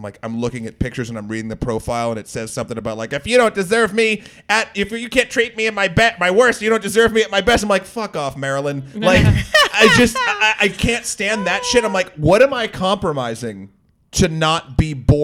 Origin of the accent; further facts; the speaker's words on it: Amherst, New Hampshire, United States; now in New York City, United States; I'm from Amherst